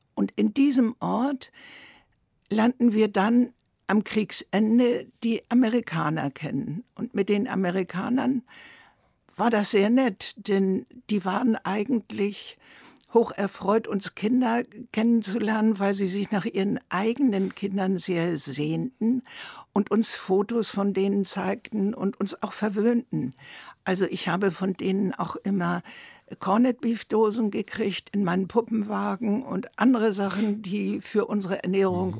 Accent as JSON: {"language": "German", "country": "Germany", "also_born_or_lived": "Tehran, Iran", "moved": "as an adult", "said": "mich als Deutsche"}